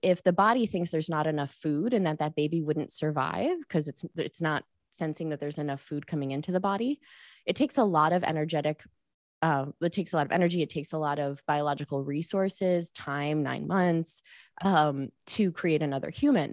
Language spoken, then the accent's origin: English; Chicago, Illinois, United States; moved away; I was born at home, breastfed till I was four, which was totally a weird thing in the eighties in Chicago.